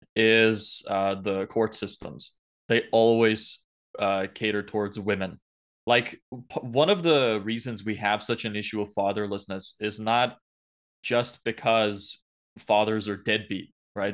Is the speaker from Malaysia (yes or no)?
no; Lithuania; now in Ireland; I wasn't born here. Uh originally I'm from Lithuania, so Eastern Europe